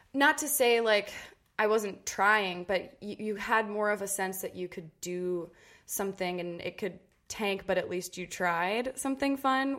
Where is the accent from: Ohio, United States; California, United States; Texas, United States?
Ohio, United States; Cincinnati; Growing up in Cincinnati was awesome. Uh, I was born and raised there, lived there till I went uh, to college